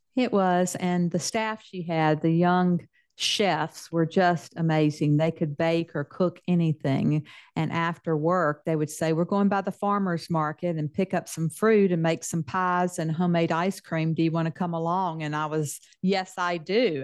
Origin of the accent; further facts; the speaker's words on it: Mississippi, United States; accent: Southern; moved away as an adult; now in Texas, United States; I'm a Texan with a Southern accent because I spent most of my life in Mississippi